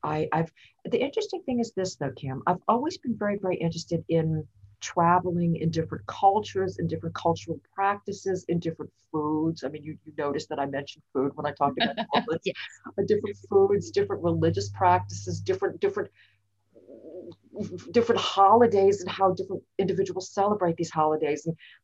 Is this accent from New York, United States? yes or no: no; New Orleans, Louisiana, United States; moved away as an adult; also born or lived in Germany / Israel / Italy; now in Netherlands; Growing up in New Orleans was an absolutely amazing experience.